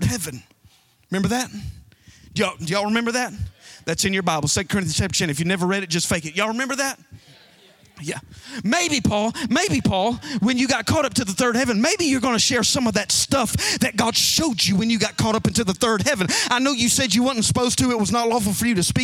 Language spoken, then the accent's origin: English; Alabama, United States; I'm from Alabama.